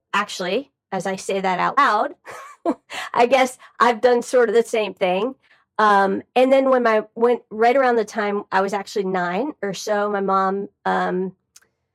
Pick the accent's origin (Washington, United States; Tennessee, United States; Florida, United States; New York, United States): Florida, United States; Miami; now in Atlanta, United States; I grew up in Miami, Florida